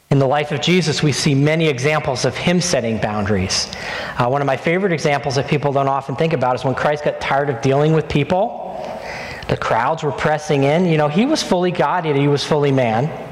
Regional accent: New Jersey, United States; also born or lived in Indonesia; We went almost five years without real pizza, and I'm from North Jersey.

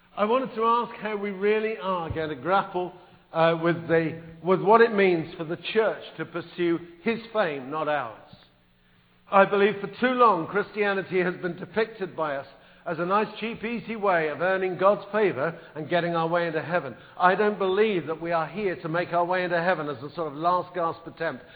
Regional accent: England, United Kingdom; moved away as an adult; now in United States; I am English

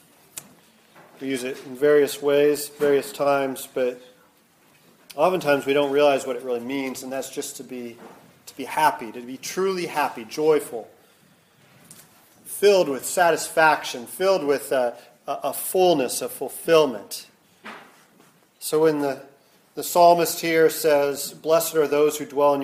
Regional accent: Midwest, United States; now in San Diego, United States; I grew up in the Midwest

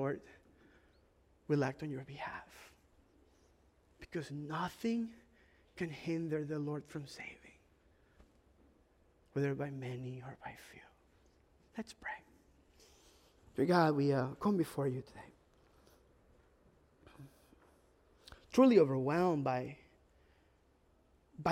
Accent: Ecuador; moved away; it's part of like an immigrant experience. I'm from Ecuador

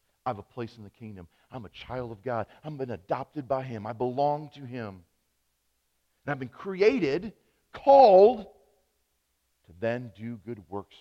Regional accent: United States; as an American Christian, not just as a pastor

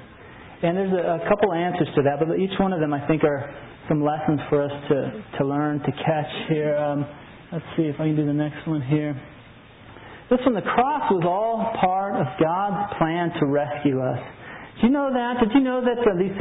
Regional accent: New Mexico, United States; I'm from New Mexico

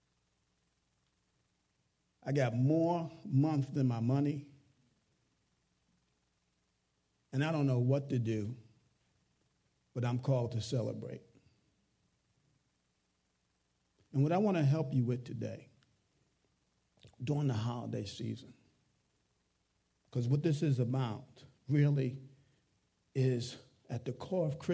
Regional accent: New York, United States; I can talk with my hands. I'm a New Yorker

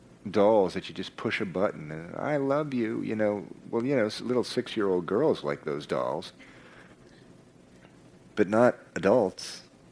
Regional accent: Venezuela; I spent part of my growing up in Venezuela, and some of the decisions that have been coming from the rulers of that country are just so crazy.

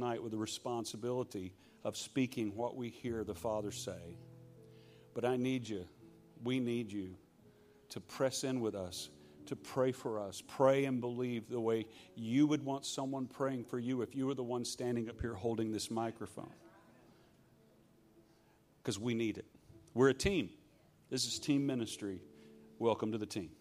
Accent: Shreveport, Louisiana, United States; I'm from Shreveport, Louisiana, and I'm a Scottish Louisiana redneck

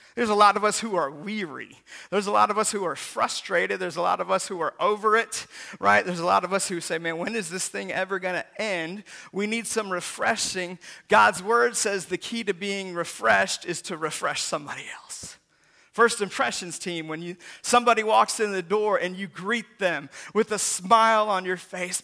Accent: Seattle, Washington, United States; when I was a kid growing up in Seattle

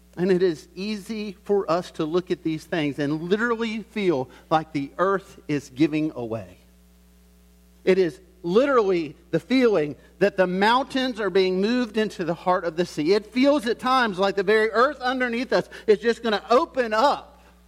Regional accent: the South, United States; I grew up in the South

